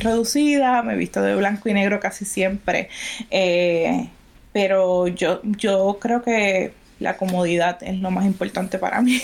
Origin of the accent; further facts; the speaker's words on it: Puerto Rico; mi país